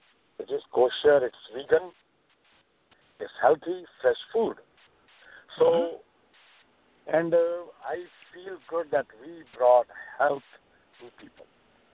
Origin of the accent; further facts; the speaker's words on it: New York, United States; Well, I grew up in the Upper West Side. I knew the Upper West Side very well.